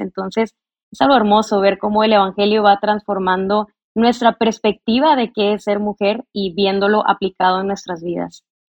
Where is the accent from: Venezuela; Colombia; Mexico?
Mexico; yo soy de México, nací en México, vivo en México